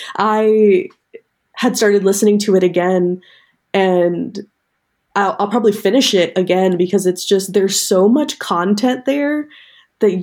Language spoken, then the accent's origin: English; New York, United States; I was born in New York, but, like, not the city.